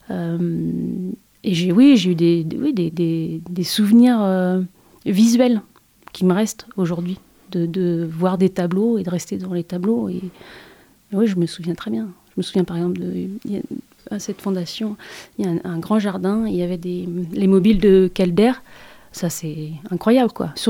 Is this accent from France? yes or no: yes; Nantes, Pays de la Loire, France; je suis née à Nantes